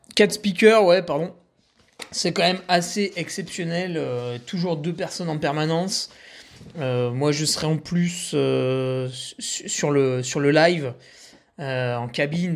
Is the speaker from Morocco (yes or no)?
no; Savoie, Auvergne-Rhône-Alpes, France; chez nous en Savoie